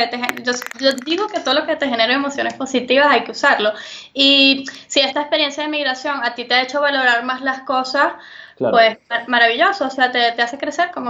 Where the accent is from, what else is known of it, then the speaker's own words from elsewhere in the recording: Venezuela; moved away; tal vez para mí, que vengo de Venezuela, la comida y la medicina es una necesidad básica porque la llegué a no tener.